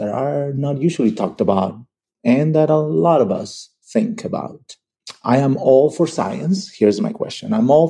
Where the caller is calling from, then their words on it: Barcelona, Catalonia, Spain; English is a second language; I am a listener from Barcelona.